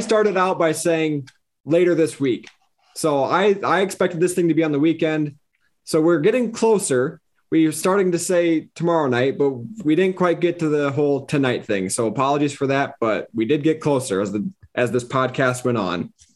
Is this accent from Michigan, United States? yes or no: no; South Dakota, United States; moved away as an adult; now in Iowa, United States; I'm originally from South Dakota